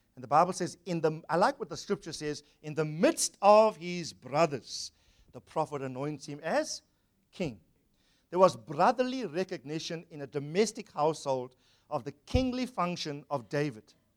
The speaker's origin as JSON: {"language": "English", "town": "Durban", "region": "KwaZulu-Natal", "country": "South Africa", "tie": "born or raised there", "said": "Grew up in Wentworth, Durban, South Africa"}